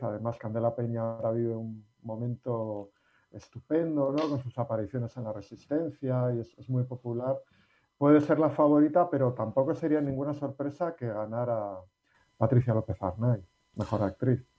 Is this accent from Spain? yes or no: yes; Basque Country, Spain; los que somos vascos